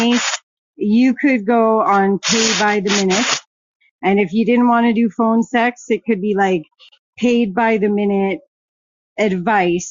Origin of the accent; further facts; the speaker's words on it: Canada; I'm from Canada